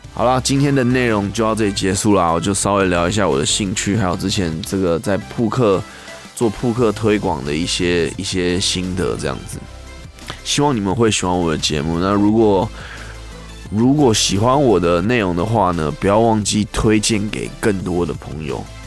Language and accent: Chinese; Taiwan; 那其实跟就跟我们台湾人的意思也有一点像